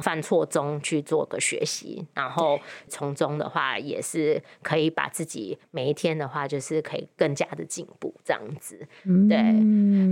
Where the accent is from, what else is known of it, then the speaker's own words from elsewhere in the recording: Penang, Malaysia; moved away as an adult; also born or lived in Taiwan / United States; now in Kaohsiung, Taiwan; 我在马来西亚长大